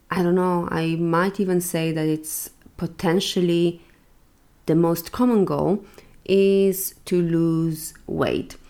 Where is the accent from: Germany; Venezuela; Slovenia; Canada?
Slovenia; now in Valencia, Spain; going home to Slovenia for Christmas